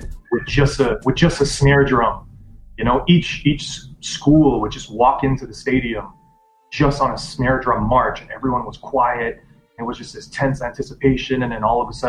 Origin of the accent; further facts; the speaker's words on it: Jakarta, Indonesia; moved away; I was born and I grew up in Indonesia. And when I was 8 years old, we moved to the capital, Jakarta